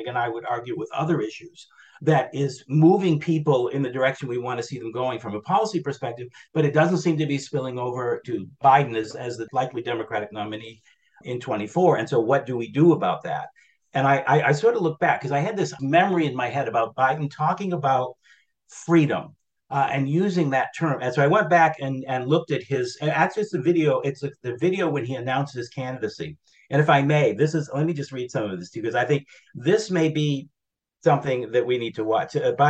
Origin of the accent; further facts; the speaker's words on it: New Hampshire, United States; It was up in my home state of New Hampshire, up in Claremont, that he made that statement.